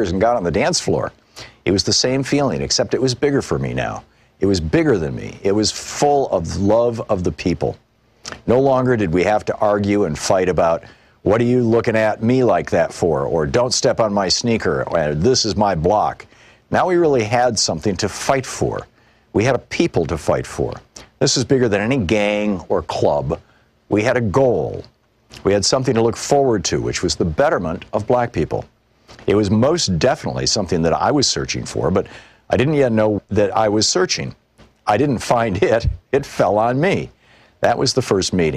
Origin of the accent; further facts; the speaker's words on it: New York City, New York, United States; also born or lived in Harlem; I was originally from Queens and came out of the Corona branch of the Black Panther Party